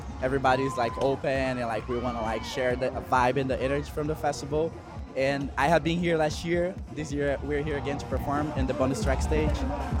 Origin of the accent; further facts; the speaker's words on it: Brazil; I'm from Brazil.